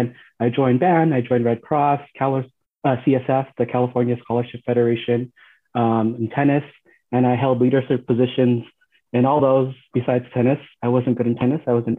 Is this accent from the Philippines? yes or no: yes; Philippines; now in United States; being a Filipino in America is an experience that I believe is similar to other people of color